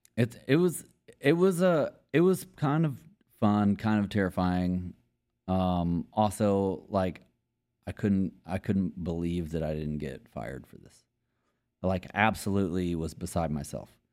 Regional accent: Longview, Texas, United States; moved away as an adult; now in Austin, United States; I'm from East Texas, Longview, Texas

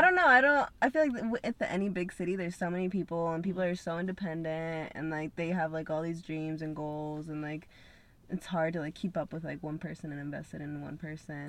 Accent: Salt Lake City, Utah, United States; moved away as an adult; also born or lived in Peru; now in Los Angeles, United States; I was raised in Salt Lake

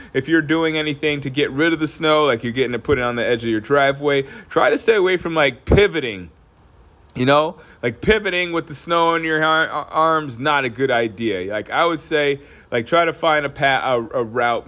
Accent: Alaska, United States; also born or lived in Northeast US; now in Northeast, United States; I'm from Alaska.

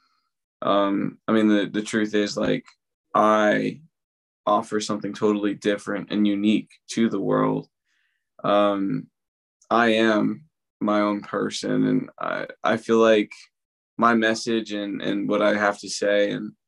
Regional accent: Allentown, Pennsylvania, United States; I am from Allentown

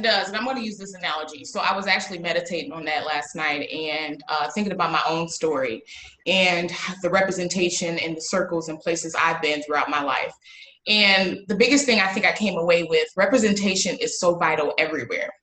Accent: Waukegan, Illinois, United States; I am from Waukegan, Illinois

